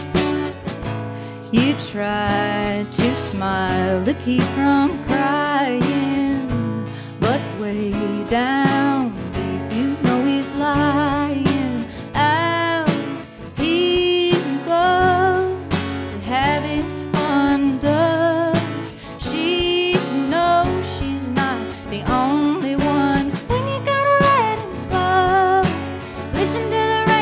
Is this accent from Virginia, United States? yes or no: yes; Galax, Virginia, United States; growing up in the Appalachian Mountains and what life was like as a child for me